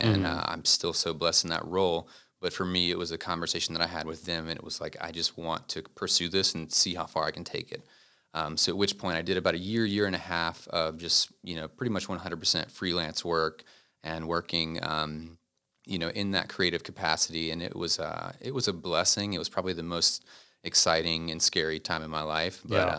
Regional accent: Concord, North Carolina, United States; I'm actually from Concord, North Carolina. Okay. It's about 20 minutes out. So born and raised there.

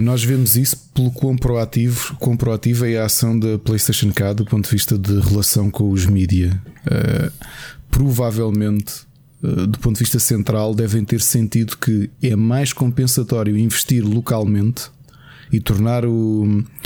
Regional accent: Portugal; Portugal tem uma população muito envelhecida

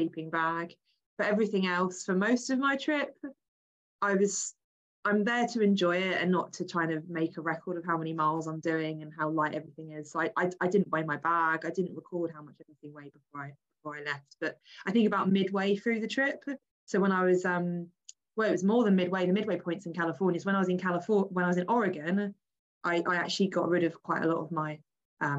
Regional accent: England, United Kingdom; I am English. I live in England.

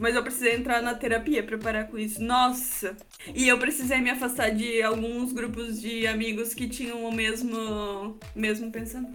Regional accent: Santa Catarina, Brazil; vim de Santa Catarina também

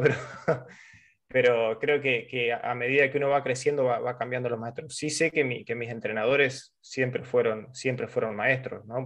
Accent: Argentina

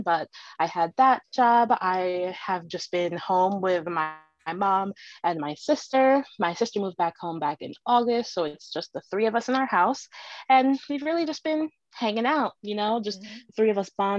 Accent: Manchester, Connecticut, United States; also born or lived in Philadelphia; I am from Manchester, Connecticut. I've lived here my entire life, except for the 4 years I spent in Philadelphia

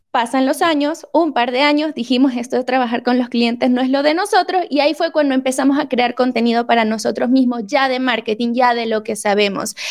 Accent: Venezuela; now in Mexico; aquí en México, yo soy venezolana y me quedé en México

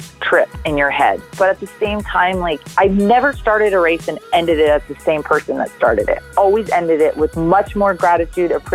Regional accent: Auburn, Alabama, United States; accent: Southern; moved away as an adult; also born or lived in Santa Barbara, California / Lugano, Switzerland / Nebraska; now in California, United States; I'm from Auburn, Alabama, because it's kind of where all my childhood memories are from and all my childhood friends

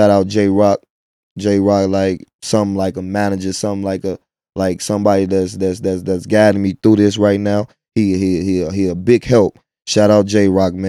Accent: Chicago, Illinois, United States; also born or lived in Midlothian, Illinois; I'm from Inglewood.

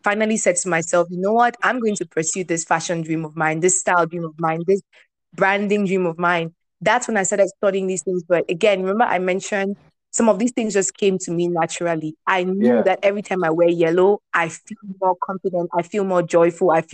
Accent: Bafut, Northwest Region, Cameroon; also born or lived in Rome; now in Kigali, Rwanda; I'm a Bafu girl

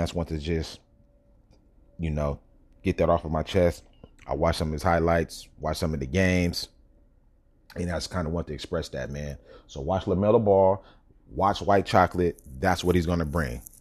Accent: Sacramento, California, United States; I'm from Sacramento

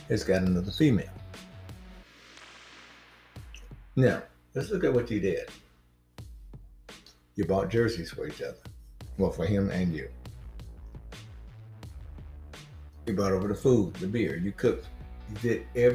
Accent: Mississippi, United States; when I was young, growing up in Mississippi

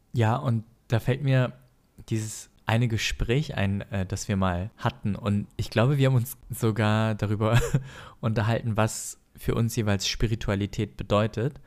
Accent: Germany; wir eh gerade als Deutsche weniger in die Kirche gehen

